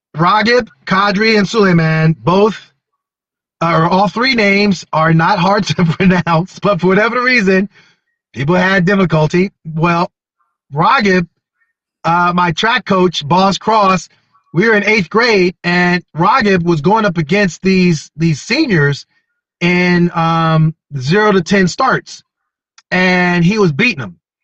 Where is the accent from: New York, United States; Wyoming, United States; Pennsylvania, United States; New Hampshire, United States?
Pennsylvania, United States; Wilkes-Barre; My hometown, Wilkes-Barre